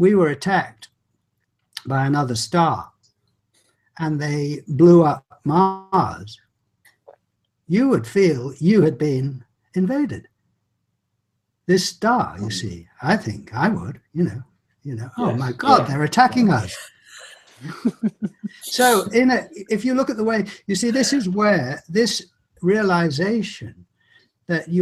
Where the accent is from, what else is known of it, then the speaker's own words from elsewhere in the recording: England, United Kingdom; I'm English